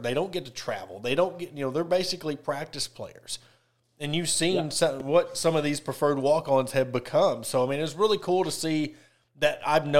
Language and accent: English; Ozark, Arkansas, United States; I'm going to give a shout out to my hometown, you know, … from Ozark